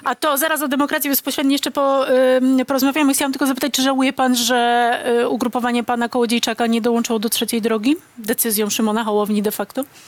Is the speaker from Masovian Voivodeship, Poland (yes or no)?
no; Silesian Voivodeship, Poland; Też jestem ze Śląska